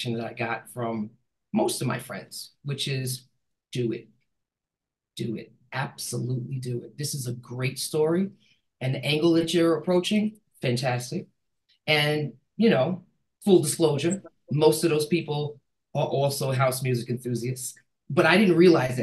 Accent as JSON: {"language": "English", "town": "New York City", "region": "New York", "country": "United States", "said": "I'm from New York City"}